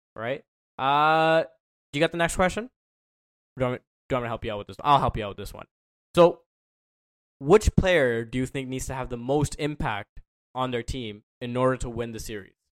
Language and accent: English; Toronto, Ontario, Canada; I'm from Toronto